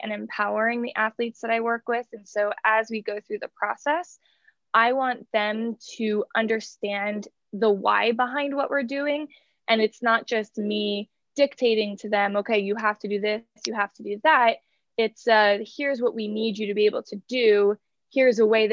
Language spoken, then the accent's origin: English; New Jersey, United States; moved away as an adult; also born or lived in New York / Atlanta; now in Los Angeles, United States; We did a brief stint back in my hometown in New Jersey